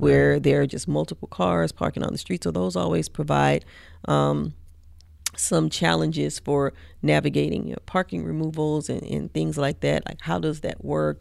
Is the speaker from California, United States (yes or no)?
no; Mississippi, United States; now in College Station, United States; I'm originally from Mississippi, like, right on the Mississippi Louisiana border